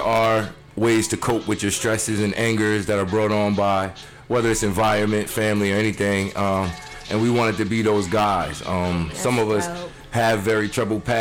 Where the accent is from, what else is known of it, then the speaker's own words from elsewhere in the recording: Poughkeepsie, New York, United States; accent: New York; I'm from New York